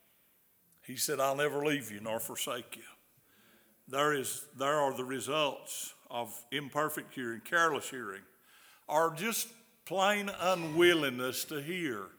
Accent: the South, United States; accent: southern; my southern accent.

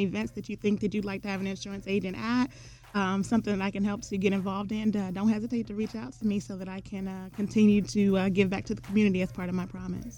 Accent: Columbus, Ohio, United States; I grew up in the North Linden area here in Columbus, Ohio.

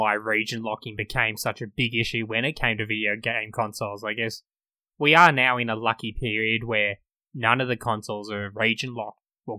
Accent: Australia; we're in Australia, we're in the Antipodes

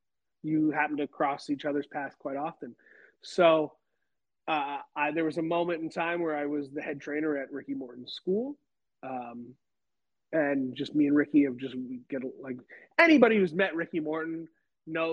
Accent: Canada; moved away; I'm from Canada

